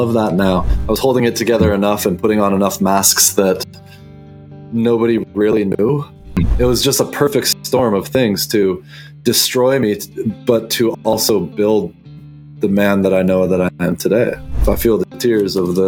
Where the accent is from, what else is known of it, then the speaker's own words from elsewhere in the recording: south of Vancouver, southwest British Columbia, Canada; I grew up in the southwest corner of British Columbia, down just south of Vancouver.